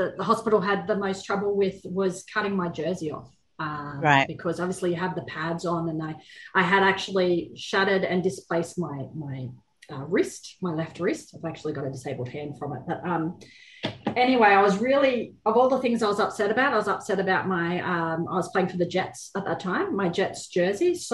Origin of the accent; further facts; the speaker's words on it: Queensland, Australia; I am from Queensland